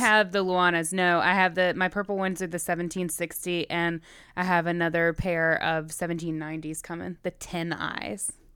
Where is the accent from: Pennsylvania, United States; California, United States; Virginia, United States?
Virginia, United States; I grew up in Virginia.